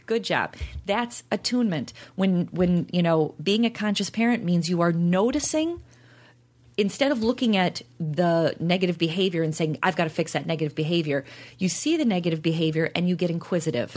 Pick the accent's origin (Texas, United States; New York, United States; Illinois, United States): Illinois, United States; Chicago; we're from Chicago